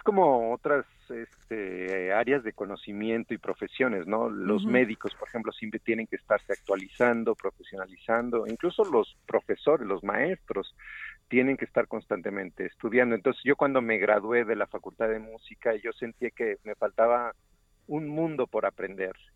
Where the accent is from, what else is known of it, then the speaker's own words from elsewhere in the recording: Xalapa, Veracruz, Mexico; moved away as an adult; also born or lived in Barcelona; finalmente regreso a mi ciudad natal, Jalapa